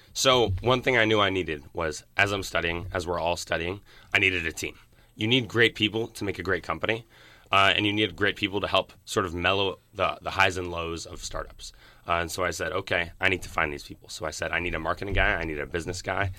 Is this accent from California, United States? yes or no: no; Philadelphia, Pennsylvania, United States; moved away as an adult; now in Berkeley, United States; I'm from South Philadelphia. I went to high school in North Philadelphia